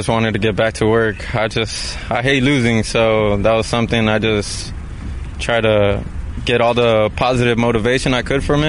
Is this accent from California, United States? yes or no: yes; Paramount, California, United States; I lived in Paramount, California.